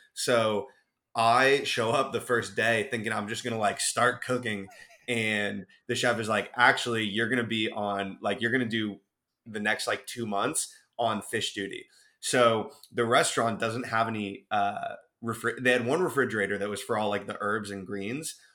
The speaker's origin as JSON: {"language": "English", "town": "Cleveland", "region": "Ohio", "country": "United States", "tie": "born or raised there", "moved": "yes", "said": "growing up in Cleveland, Ohio"}